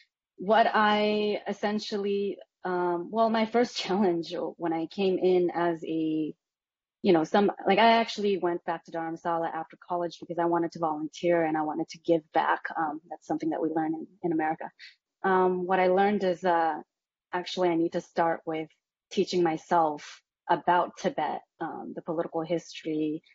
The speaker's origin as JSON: {"language": "English", "region": "Massachusetts", "country": "United States", "tie": "born or raised there", "said": "And I think that's basically been my experience growing up in Massachusetts too."}